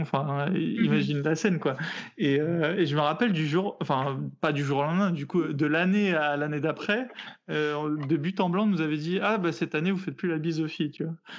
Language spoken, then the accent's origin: French; Morocco; je suis, du Maroc et franchement, le vendredi, si tu vas pas à la mosquée, euh, on te regarde de travers